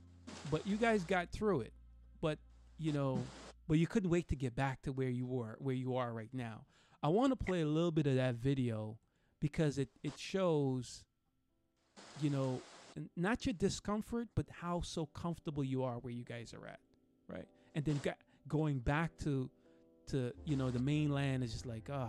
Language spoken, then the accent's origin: English; New York, United States; also born or lived in South America; I was raised in New York